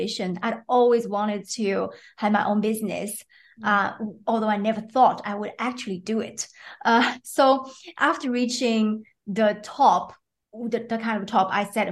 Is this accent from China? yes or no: yes; China; moved away as an adult; also born or lived in Sweden; now in Belgium; I was born in China and I lived there until I was 28 years old